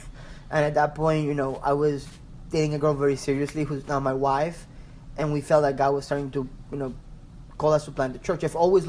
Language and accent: English; Ecuador; moved away as an adult; also born or lived in Maryland / Pennsylvania; now in Washington DC, United States; I'm originally from Ecuador.